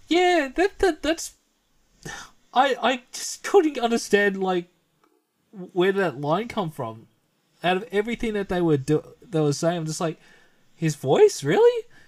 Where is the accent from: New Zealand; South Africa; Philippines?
Philippines; we're Filipino